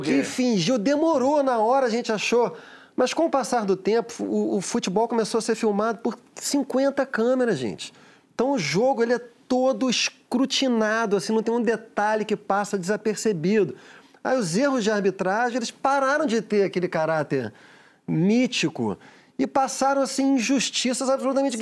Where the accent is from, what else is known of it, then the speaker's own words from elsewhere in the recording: Rio de Janeiro, Brazil; Eu fui criado no, no Maracanã